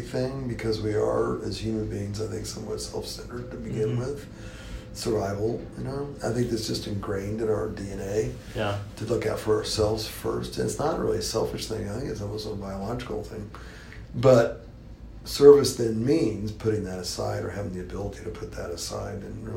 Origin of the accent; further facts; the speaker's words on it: Tulsa, Oklahoma, United States; growing up in Tulsa